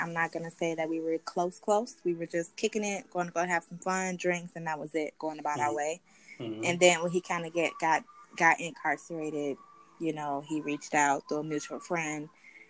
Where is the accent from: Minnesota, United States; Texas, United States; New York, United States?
Minnesota, United States; Minneapolis; I am from Minneapolis, Minnesota. Yeah, I'm from Minneapolis, Minnesota. It's super cold here. We have a lot of snow.